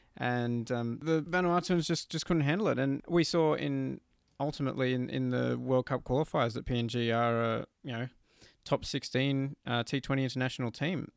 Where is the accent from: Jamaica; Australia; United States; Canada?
Canada; as a Canadian